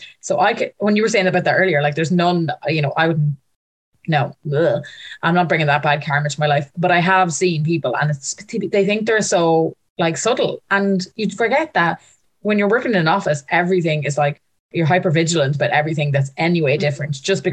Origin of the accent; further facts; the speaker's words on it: Ireland; I'm from Ireland.